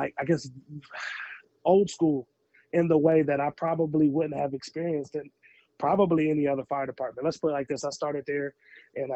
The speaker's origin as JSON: {"language": "English", "town": "Toledo", "region": "Ohio", "country": "United States", "also_born_or_lived": "Columbus, Georgia", "moved": "as an adult", "lives_now": "Georgia, United States", "said": "I'm from Toledo, Ohio, originally"}